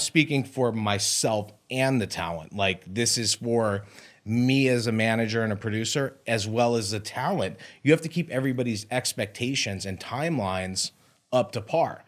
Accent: Beverly Hills, California, United States; I grew up in Beverly Hills

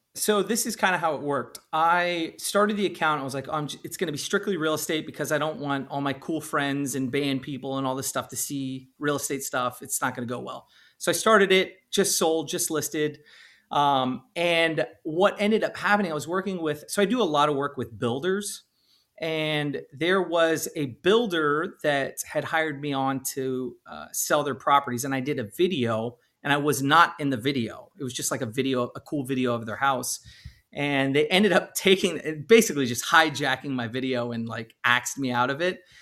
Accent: California, United States; I'm originally from California

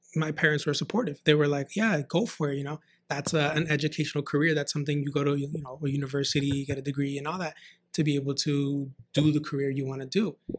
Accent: San Fernando Valley, California, United States; I grew up in San Fernando Valley and moved out to the A V, uh, I believe at the age of nine or ten

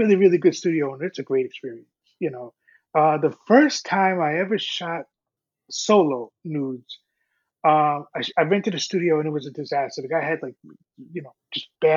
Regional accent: New York, United States; as a New Yorker

